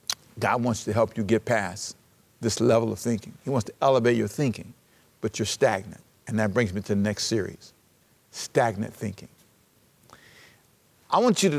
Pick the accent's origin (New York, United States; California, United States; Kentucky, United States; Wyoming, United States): California, United States; Los Angeles; also born or lived in Savannah, Georgia; I was born in Savannah, raised in Los Angeles in South Central